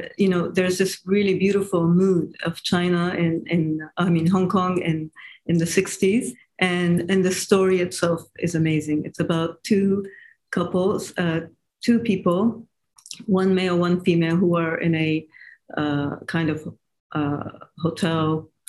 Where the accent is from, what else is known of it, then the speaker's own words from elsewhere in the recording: Japan; I guess it's because I grew up in in Asia and Japan, and so for me, uh, you know, having that Asian culture, it's very uh, um, attractive for me.